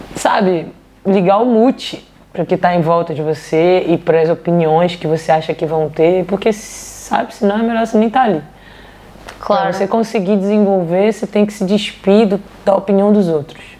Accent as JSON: {"language": "Portuguese", "region": "Rio de Janeiro", "country": "Brazil", "moved": "yes", "lives_now": "Copenhagen, Denmark", "said": "de onde eu vim do Rio de Janeiro"}